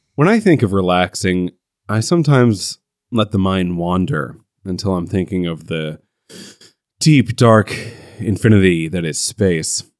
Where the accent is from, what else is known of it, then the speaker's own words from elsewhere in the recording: United States; as an American